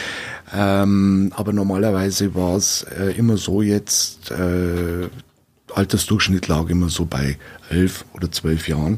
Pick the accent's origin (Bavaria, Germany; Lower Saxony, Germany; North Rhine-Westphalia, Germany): Bavaria, Germany; Weiden; also born or lived in Regensburg; bin ja, gebürtiger Regensburger und wohne seit boah, klein auf, dann kurze Visite in Regensburg war das nur, wohne ich jetzt hier in Weiden und in der Gegend